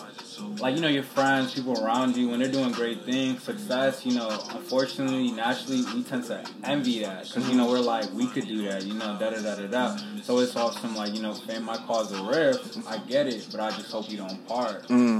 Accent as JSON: {"language": "English", "country": "Sierra Leone", "said": "So, I'm from Sierra Leone."}